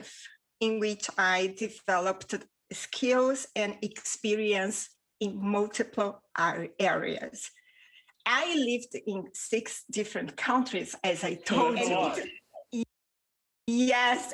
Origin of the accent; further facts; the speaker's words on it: Rio de Janeiro, Brazil; first language Portuguese; English is a second language; now in Spain; I was raised in Rio de Janeiro, Brazil. I currently live in Spain with my wonderful husband